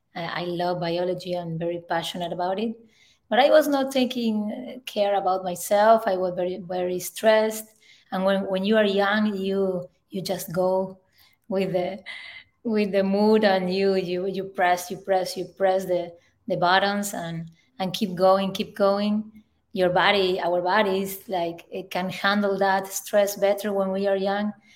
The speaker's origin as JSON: {"language": "English", "region": "Northwest Argentina", "country": "Argentina", "moved": "yes", "said": "I am from Argentina, in the, in the north northwest of Argentina."}